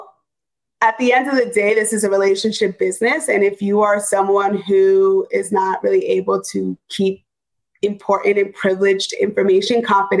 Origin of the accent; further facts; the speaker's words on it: New York, United States; moved away as an adult; now in Los Angeles, United States; I was, you know, a New Yorker